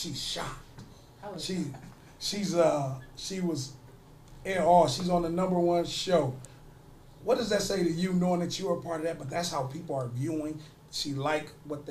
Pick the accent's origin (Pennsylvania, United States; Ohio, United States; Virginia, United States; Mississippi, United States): Ohio, United States; Toledo; I went to Southview, and I grew up on Belmont